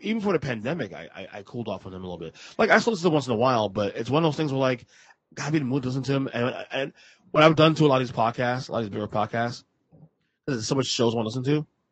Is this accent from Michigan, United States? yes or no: no; New York City, New York, United States; moved away; I am a New Yorker. I'm from Brooklyn